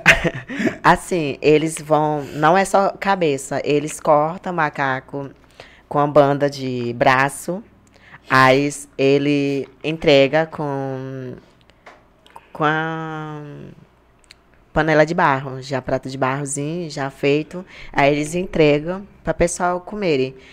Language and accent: Portuguese; Jordão, Acre, Brazil; moved away; a minha aldeia que é onde eu morava é perto da cidade